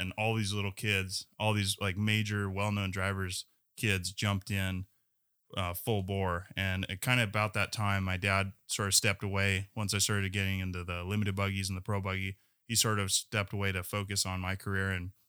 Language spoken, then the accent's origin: English; California, United States; moved away; when I was growing up in California